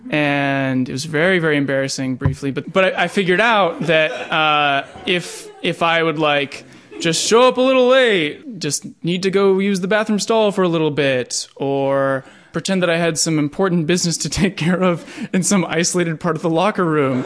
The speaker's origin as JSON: {"language": "English", "town": "Pittsburgh", "region": "Pennsylvania", "country": "United States", "tie": "born or raised there", "said": "I grew up in Pittsburgh, Pennsylvania."}